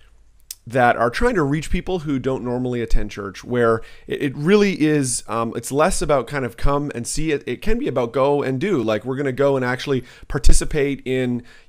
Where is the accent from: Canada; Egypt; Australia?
Canada; now in United States; I'm Canadian too